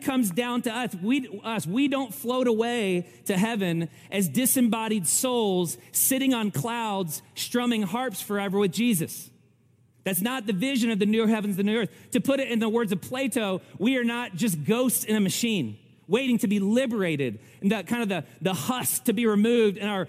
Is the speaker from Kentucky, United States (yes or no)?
yes; Kentucky, United States; I'm from Kentucky